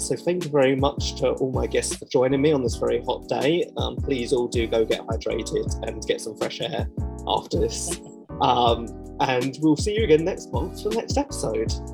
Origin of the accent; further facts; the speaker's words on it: London, United Kingdom; I come from Southeast London, um, which is just a very man's man's type world